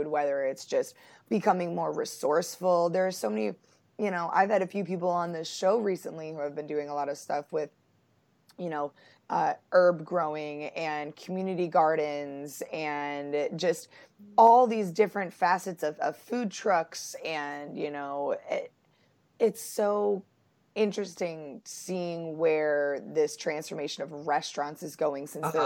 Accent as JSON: {"language": "English", "town": "Buffalo", "region": "New York", "country": "United States", "moved": "yes", "lives_now": "North Carolina, United States", "said": "I'm from Buffalo"}